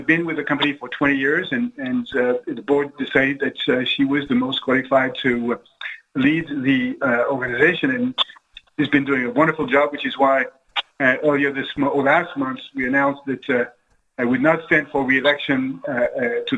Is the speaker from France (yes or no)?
yes; France; now in United States; I didn't grow up in this country. I grew up in France.